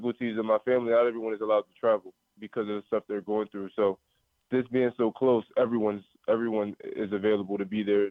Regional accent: Maryland, United States; moved away as an adult; now in Miami, United States; go back to my hometown and have all my family there

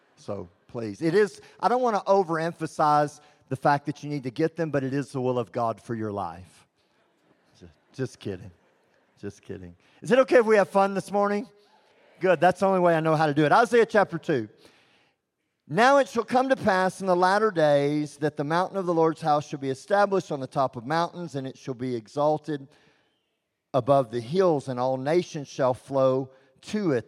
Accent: Texas, United States; I'm from Texas

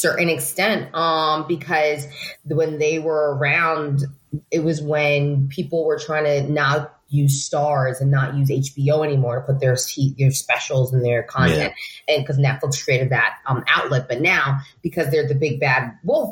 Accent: New York City, New York, United States; I grew up in the Bronx.

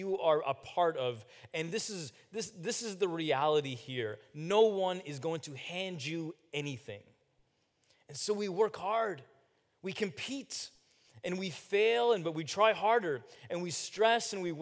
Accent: New Jersey, United States; I was born in New Jersey a few years later

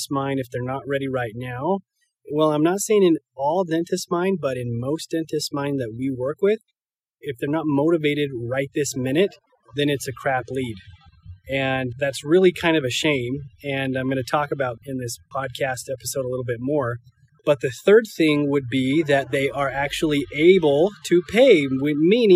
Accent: Iona, Idaho, United States; moved away; I'm up in my hometown of Iona, Idaho.

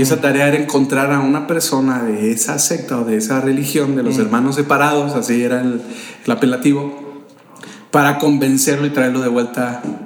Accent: Jiquilpan, Michoacán, Mexico; also born or lived in San Luis Potosí, Mexico / Sahuayo, Mexico; now in Morelia, Mexico; yo nací en San Luis Potosí. Este, soy potosino. Y crecí en un pueblo de aquí de Michoacán. Soy por adopción michoacano, llegué cuando tenía 3 años de edad a este estado

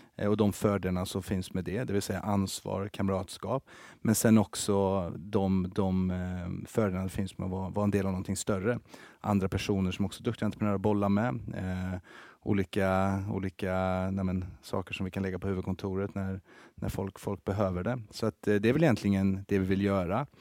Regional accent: Karlstad, Värmland, Sweden; moved away as an adult; also born or lived in Helsingborg; now in Stockholm, Sweden; jag är uppväxt i Karlstad eh, i Värmland

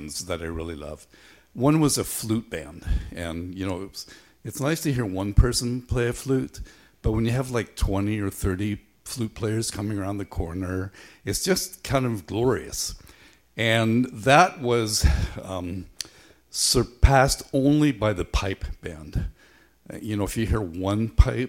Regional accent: Belfast, Northern Ireland, United Kingdom; When I was a boy growing up in Belfast

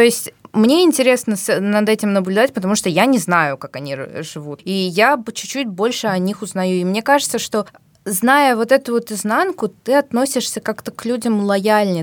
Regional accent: Tashkent, Uzbekistan; moved away as an adult; now in Moscow, Russia; Я из Узбекистана родилась и жила практически всю жизнь в Ташкенте

